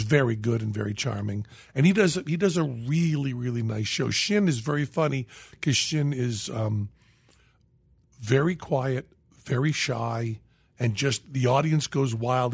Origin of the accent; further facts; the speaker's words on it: Western Massachusetts, United States; moved away; I was from Western Massachusetts